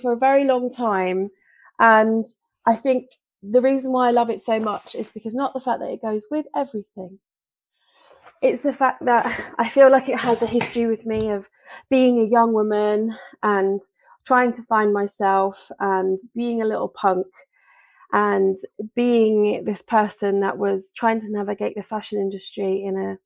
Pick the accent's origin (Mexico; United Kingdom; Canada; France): United Kingdom; Bury St Edmunds, East of England; my hometown of Bury St Edmunds